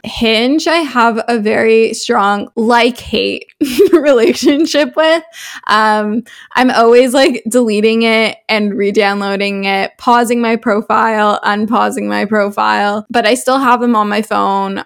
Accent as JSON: {"language": "English", "town": "Toronto", "region": "Ontario", "country": "Canada", "said": "I'm twenty-one years old from Toronto, Canada, so I'm a Canadian, but my family is actually originally from South Africa"}